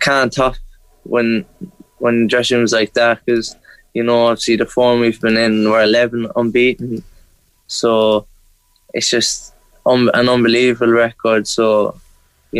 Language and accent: English; Ireland; now in Scotland; being an Irish kid